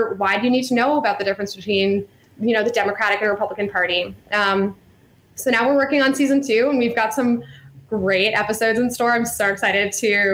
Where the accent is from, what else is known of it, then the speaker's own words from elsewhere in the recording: Virginia, United States; now in Chicago, United States; I'm from Virginia and I went to Cotillion